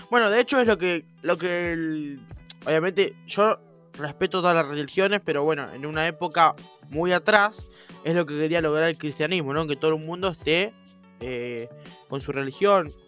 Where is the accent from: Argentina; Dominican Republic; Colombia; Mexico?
Argentina; Porque soy argentino, monstruo.